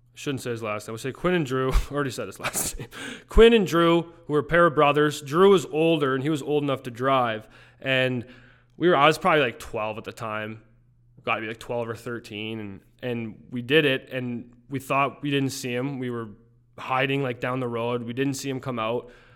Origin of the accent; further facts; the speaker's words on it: Calgary, Alberta, Canada; moved away; I grew up in the Saint Andrews Heights region of Calgary